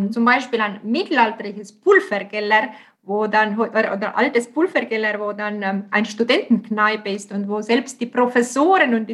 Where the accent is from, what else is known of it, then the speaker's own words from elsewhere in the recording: Tartu, Tartu County, Estonia; German is a second language; Äh, Tartu ist auch meine Heimatstadt.